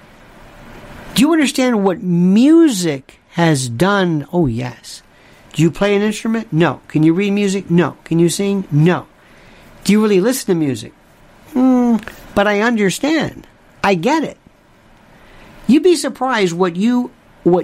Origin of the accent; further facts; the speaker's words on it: Florida, United States; I'm from Florida. We had orange juice